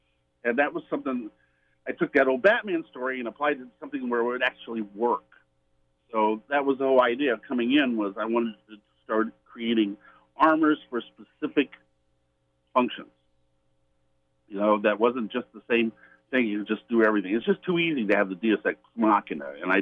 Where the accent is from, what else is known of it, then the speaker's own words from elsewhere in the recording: Indianapolis, Indiana, United States; I grew up in Indianapolis, which is the home of the Indy 500.